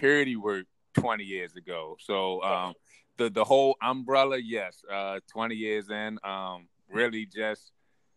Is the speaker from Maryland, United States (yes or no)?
yes; Baltimore, Maryland, United States; born and raised in Baltimore. A community down in South Baltimore. It's called Cherry Hill